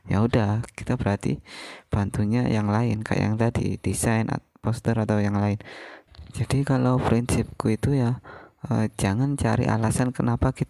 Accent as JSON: {"language": "Indonesian", "town": "Pasuruan", "region": "East Java", "country": "Indonesia", "lives_now": "Jakarta, Indonesia", "said": "kalau aku ditanyain gitu jujur aku minder aku malu kalau aku jawab dari Pasuruan karena aku mikirnya mereka bakal nggak tahu"}